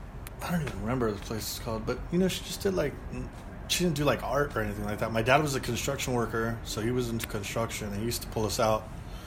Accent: Monterey Park, California, United States; also born or lived in East Los Angeles; we Monterey Park, East LA, San Gabriel Valley.

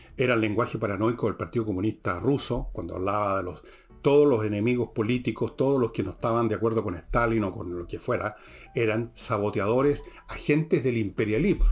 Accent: Chile; nosotros los chilenos

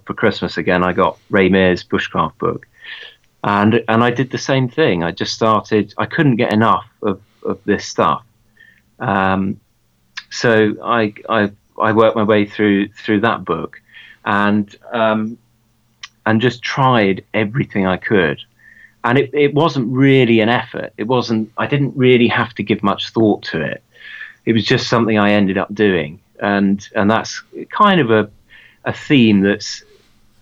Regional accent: Bury St Edmunds, East of England, United Kingdom; Well, I grew up in Suffolk. I was born in Bury St. Edmunds in Suffolk in 1989.

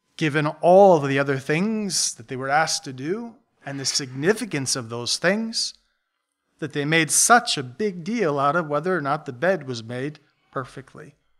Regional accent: Buffalo, New York, United States; We grew up in Buffalo, south of Buffalo.

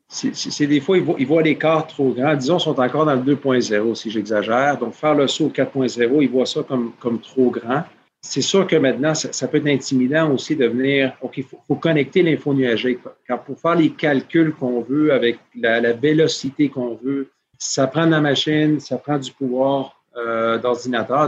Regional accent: Peru; moved away; also born or lived in Montreal / United States; J'ai grandi au Pérou

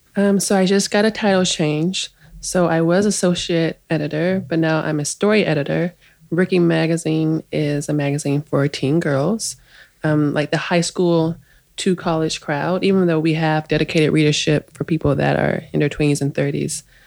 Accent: Oak Park, Illinois, United States; moved away as an adult; also born or lived in Crown Heights, New York; now in New York, United States; So I'm from Oak Park, and yeah, when I come home, I'm staying in Oak Park.

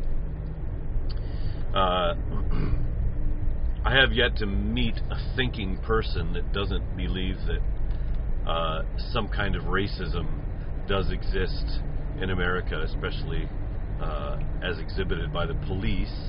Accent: United States; moved away; my home country

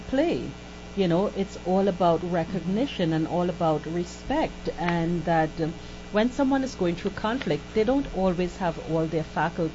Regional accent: Trinidad & Tobago; I am Trinidadian, and Trinidad is a very diverse culture

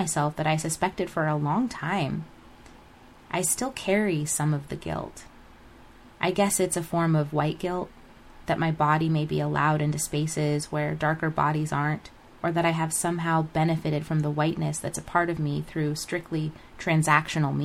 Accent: United States; Growing up in America

